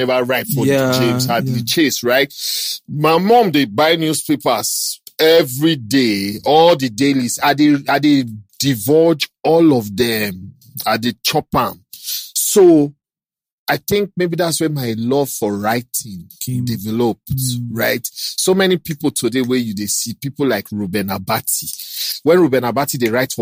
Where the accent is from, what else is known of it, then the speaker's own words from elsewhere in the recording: Kogi, Nigeria; also born or lived in Delta State; now in Lagos, Nigeria; I'm from Kogi State